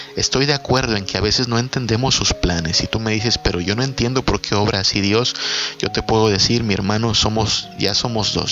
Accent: Mexico; el presidente de mi país, el presidente de México

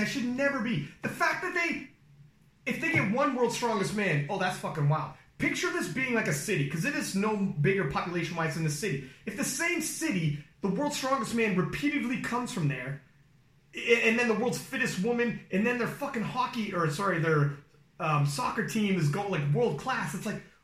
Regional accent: Canada; I'm Canadian

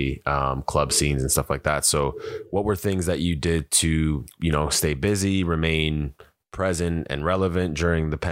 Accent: Winnipeg, Manitoba, Canada; I'm from Winnipeg originally, and my father immigrated from an island to Winnipeg

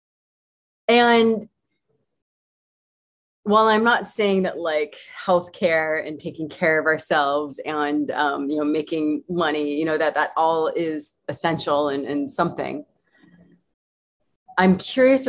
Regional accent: United States; moved away; I was born in North America, United States

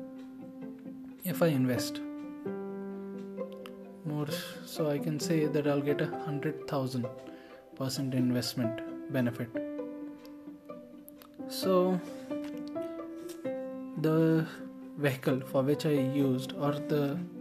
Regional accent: India; as an Indian

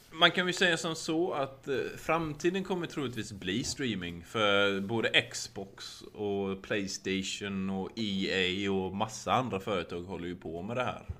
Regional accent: Sweden; now in United States; hemma i Sverige

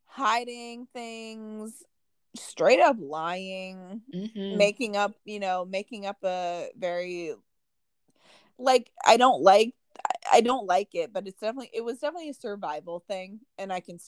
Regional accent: United States; also born or lived in Indianapolis, Indiana; we moved from Indianapolis, from the big city, to this small farm town when I was only like 3. Okay. So we lived in this small town my entire life, pretty much. And I was still always treated like an outsider because I wasn't from there.

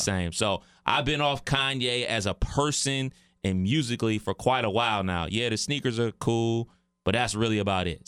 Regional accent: Cleveland, Ohio, United States; moved away; my hometown of Cleveland, Ohio

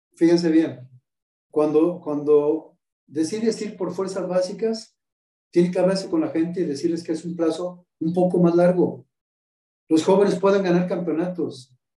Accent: Mexico; Soy el único técnico mexicano que ha dirigido un equipo de mexicanos jugando una final de Libertadores.

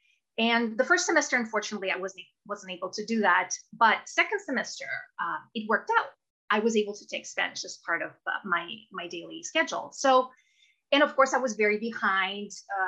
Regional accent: Russia; English is a second language; moved away; As you can tell by my very Russian name, I was born and raised in Russia. So born in Soviet Russia, actually.

